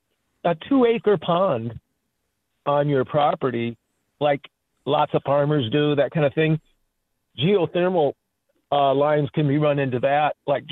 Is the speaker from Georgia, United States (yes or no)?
no; Minneapolis–Saint Paul, Minnesota, United States; now in East Dubuque, United States; I'm originally from the Twin Cities